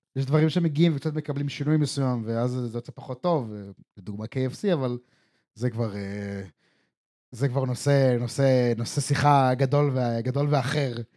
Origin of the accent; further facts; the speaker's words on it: Israel; ישראלים שגדלנו בסופו של דבר על אה, שווארמה ופלאפל וסביח